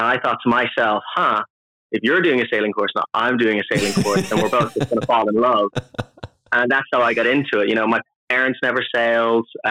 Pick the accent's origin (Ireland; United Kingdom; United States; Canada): Ireland; Dublin, Leinster; moved away; Born and raised in Ireland, Dublin, kind of South Dublin.